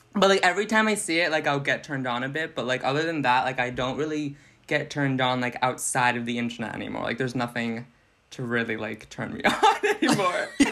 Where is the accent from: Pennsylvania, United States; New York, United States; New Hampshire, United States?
New Hampshire, United States; Salem; now in Manchester, United States; Salem is my hometown